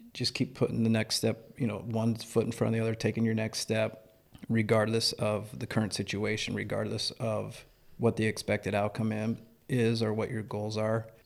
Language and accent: English; York, Nebraska, United States; I grew up in York, Nebraska, so a small town